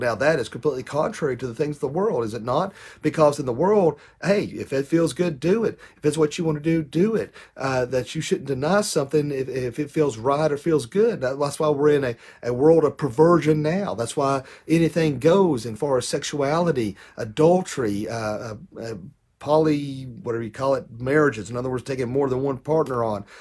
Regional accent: United States; I bet U S

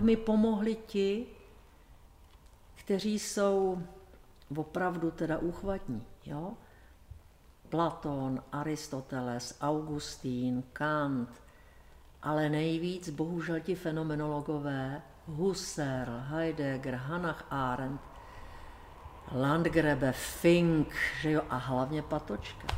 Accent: Bohemia, Czechia; u nás v Čechách

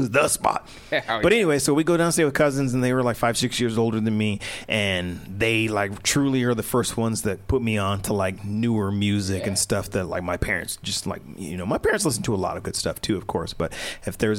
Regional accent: Denver, Colorado, United States; my mom moved me and my brother up to Denver when I was like 1 year old

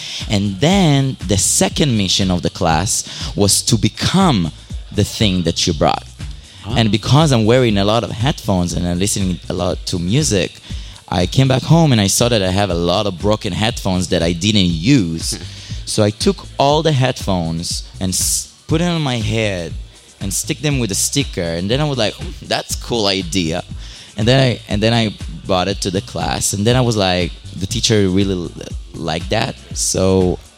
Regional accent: Israel; moved away; In Israel. I was born and raised in Israel

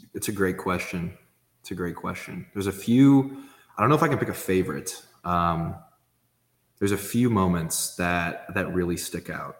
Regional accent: Indianapolis, Indiana, United States; I'm from Indy

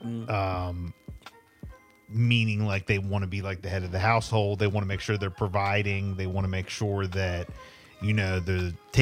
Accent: Louisiana, United States; One simple reason, I'm from Louisiana.

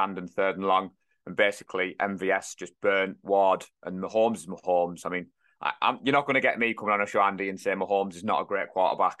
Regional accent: North East, North East England, United Kingdom; we're from the North East

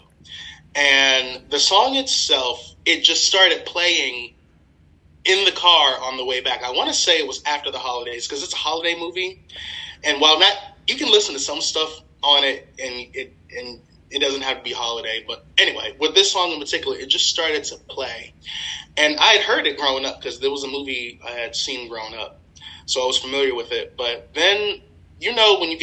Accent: Maryland, United States; also born or lived in West Virginia; I'm from Maryland, but I went to school out of state, Marshall University in West Virginia

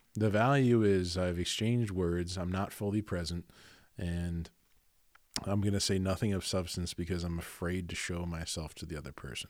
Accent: Garnet Valley, Pennsylvania, United States; I'm from Garnet Valley

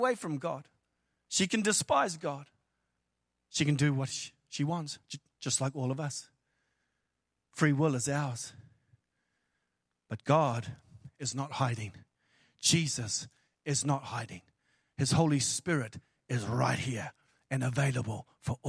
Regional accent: New Zealand; I am from New Zealand, which is the ends of the earth

